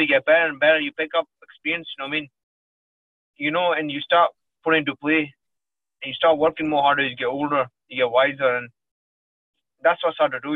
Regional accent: Glasgow, Scotland, United Kingdom; born or raised there; also born or lived in Gujrat, Pakistan / Lahore, Pakistan

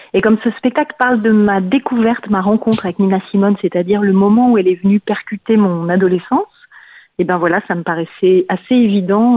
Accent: Paris, Île-de-France, France; Je suis une Parisienne.

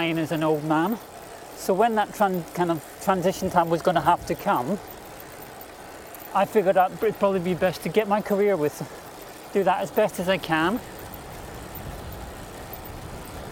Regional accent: Glasgow, Scotland, United Kingdom; moved away as an adult; also born or lived in Paris, France; I have no reason to live there other than being born there.

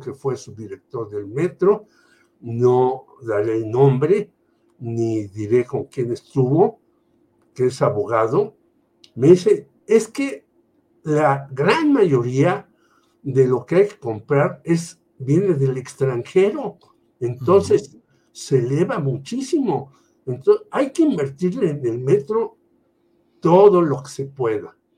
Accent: Mexico City, Mexico; also born or lived in Tlatelolco; yo nací en la Colonia Guerrero, en la calle Galeana

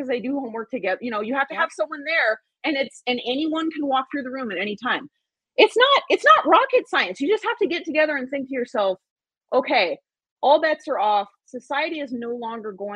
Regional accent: Angels Camp, California, United States; I'm from Angels Camp. So I moved home

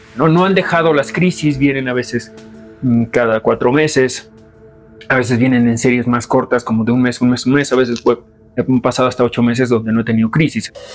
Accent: Mexico City, Mexico; soy mexicano, nací en la Ciudad de México

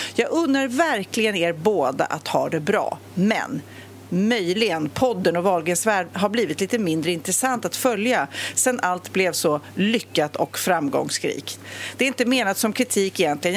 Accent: Sweden; som svensk

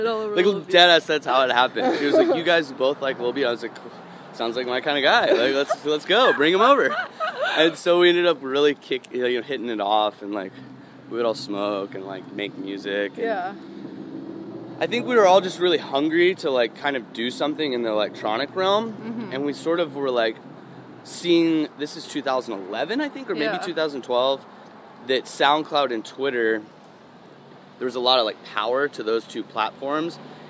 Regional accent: the South, United States; me too, you know, I'm from the South, like, I love that shit

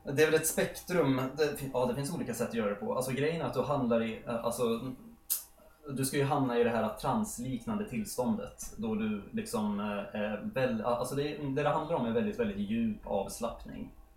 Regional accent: Sollentuna, Stockholm County, Sweden; vår eh, villa där jag har vuxit upp då, i Helenelund.

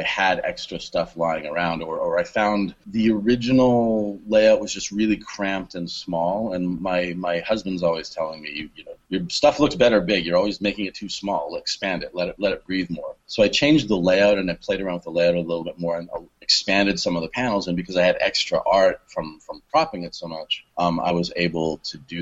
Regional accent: Canada; moved away as an adult; now in Long Beach, United States; I am Canadian, okay. But I haven't lived there since 2001

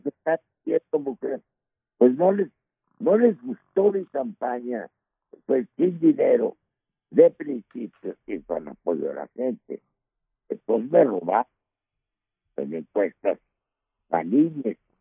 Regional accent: Mexico; Yo soy el mexicano

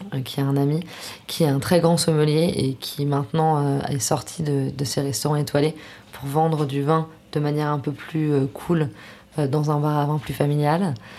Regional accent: Paris, Île-de-France, France; je suis parisienne

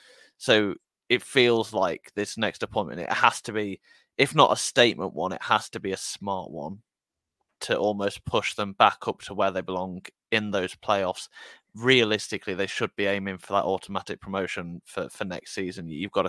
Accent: Burton upon Trent, West Midlands, United Kingdom; I grew up in Burton when Gary Rowe was in charge of the club there

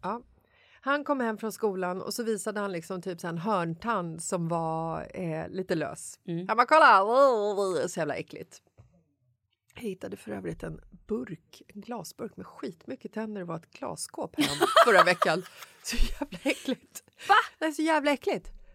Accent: Stockholm, Stockholm County, Sweden; jag är från Bagarmossen

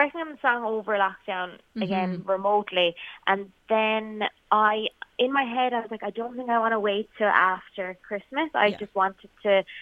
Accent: Kerry, Munster, Ireland; moved away as an adult; now in Dublin, Ireland; I'm from Kerry and I moved to Dublin and I went to college for music

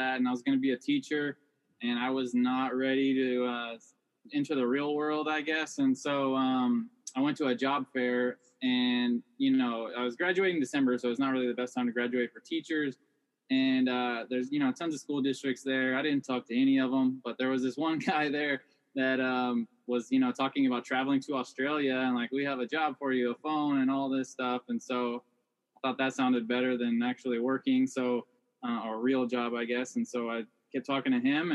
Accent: Texas, United States; moved away; So we're both from Texas, and we were working at a burger place in Austin, Texas.

